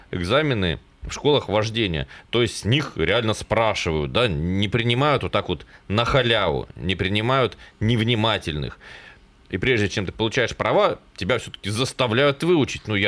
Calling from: Tolmachevo, Novosibirsk Oblast, Russia; Я из Толмачева, а в администрацию АБИ позвонил

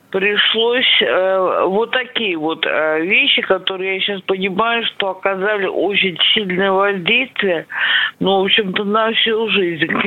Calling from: Moscow, Russia; я из Москвы.

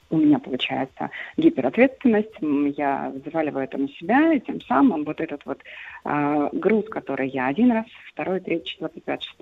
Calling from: Voronezh, Voronezh Oblast, Russia; Я звоню из

